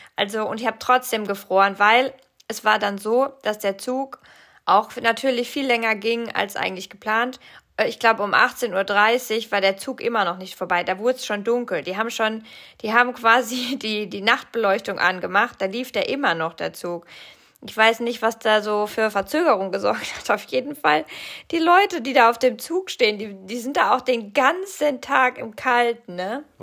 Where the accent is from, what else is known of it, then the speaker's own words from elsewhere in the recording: Rhineland-Palatinate, Germany; moved away; also born or lived in Cologne, Germany; Aus der Pfalz, da wo ich herkomme, da sagt man noch Fasching